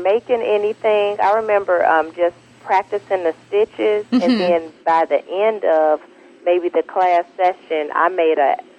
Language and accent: English; Chicago, Illinois, United States; Born and raised in Chicago.